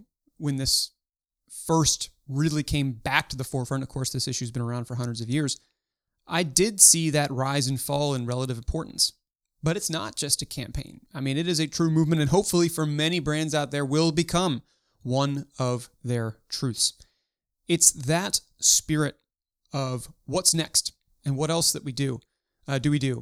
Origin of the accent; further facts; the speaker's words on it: Baltimore, Maryland, United States; In my hometown of Baltimore